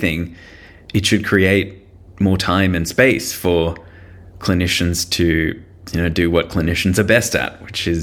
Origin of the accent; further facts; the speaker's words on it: Sydney, New South Wales, Australia; I'm a Sydney boy. I grew up in Sydney